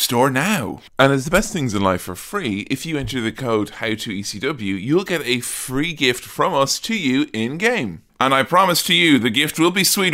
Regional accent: Westmeath, Ireland; also born or lived in Dublin; When I was a kid, I used to get bullied when I went to big school in Dublin because I was from Westmeath

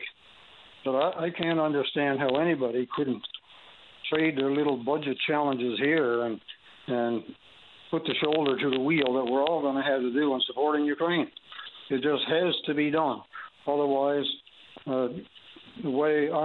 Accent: Canada; I'm a Canadian

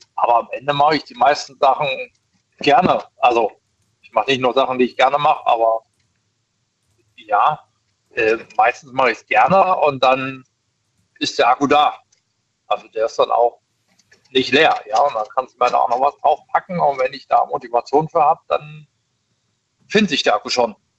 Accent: East Germany, Germany; ich komme aus dem Ost, also gebürtig aus dem Osten

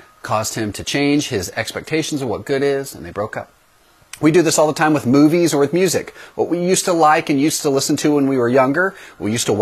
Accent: East Texas, United States; we lived in a small town in East Texas that did not have a CC's pizza. We were not that sophisticated yet in my hometown

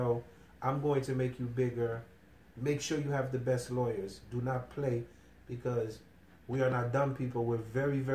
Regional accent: Haiti; I come from Haiti

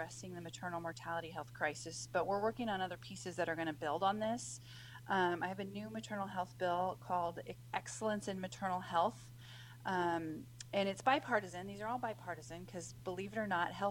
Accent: Washington, United States; my home state of Washington

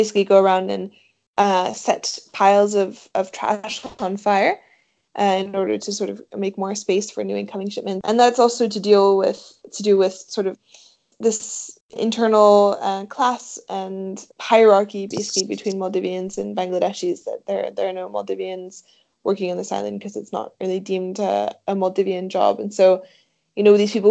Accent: Switzerland; moved away as an adult; I grew up in Switzerland where we have a lot of mountains

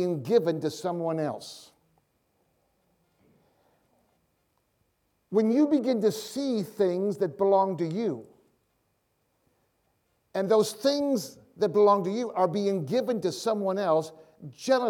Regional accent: Michigan, United States; moved away as an adult; also born or lived in Tulsa; I'm from Michigan.

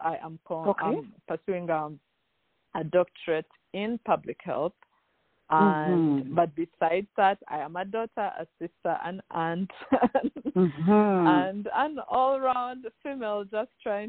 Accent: Uganda; moved away as an adult; now in United States; I have lived in the United States for about 8 years and 3 months. I am originally from Uganda. My first, I guess, 23 years were in Uganda, in East Africa

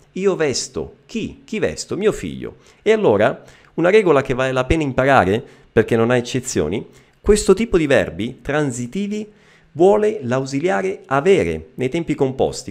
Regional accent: Messina, Sicily, Italy; anch'io sono eh, siciliano, io sono di Messina

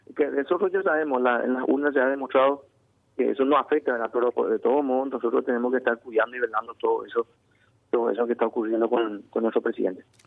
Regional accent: Paraguay; como paraguayos

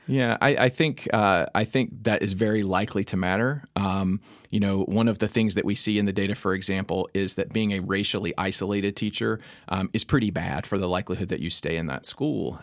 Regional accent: North Carolina, United States; I grew up in North Carolina

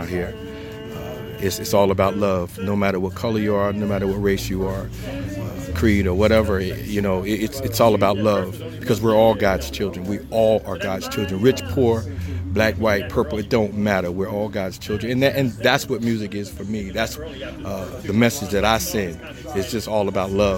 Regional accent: Trenton, New Jersey, United States; moved away as an adult; now in Phoenix, United States; my hometown

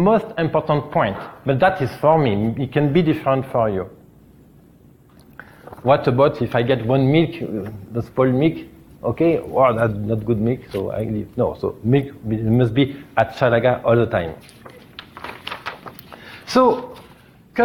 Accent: France; English is a second language; from France

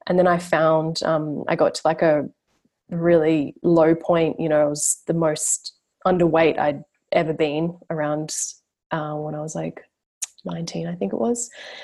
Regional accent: Brisbane, Queensland, Australia; so I'm from Brisbane, like yourself, like where you are now, Queensland. And yeah, I grew up there

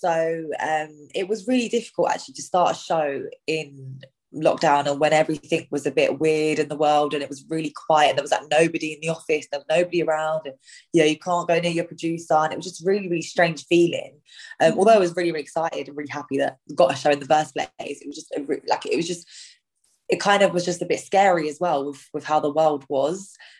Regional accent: India; Like I always like to cook Indian food as well because I'm Indian.

